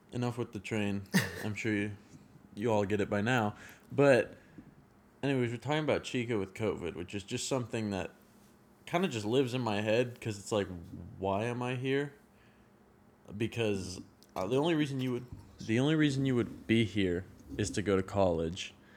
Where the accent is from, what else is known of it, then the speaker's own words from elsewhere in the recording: Sacramento, California, United States; moved away as an adult; now in Chico, United States; I grew up in Northern California my whole life